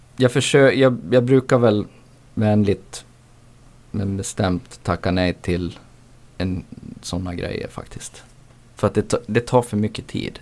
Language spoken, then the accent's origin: Swedish; Borlänge, Dalarna County, Sweden; jag är från Borlänge